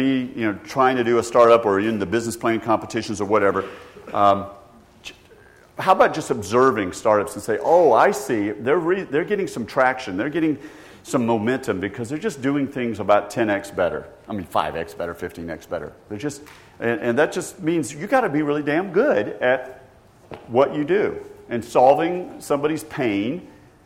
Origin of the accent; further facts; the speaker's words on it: Georgia, United States; I grew up in Georgia